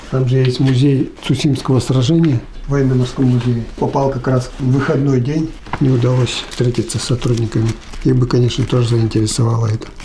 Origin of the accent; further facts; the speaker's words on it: Kizner, Udmurtia, Russia; Я сам Кизнерский. Увидел его стихи в «Удмуртской правде».